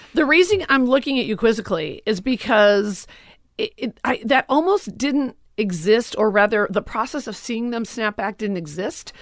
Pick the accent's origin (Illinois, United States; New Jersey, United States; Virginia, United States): Illinois, United States; Forest Park; moved away; also born or lived in Los Angeles; I grew up in Forest Park, Oak Park, never Chicago proper